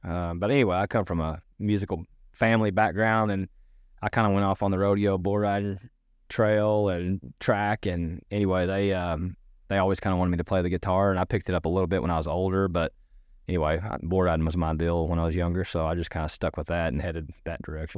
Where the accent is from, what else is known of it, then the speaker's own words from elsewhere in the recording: Irving, Texas, United States; also born or lived in Grand Prairie, Texas / Keller, Texas / Arkansas; I was born in Irving. And so I was born in inner city and, uh, lived in Grand Prairie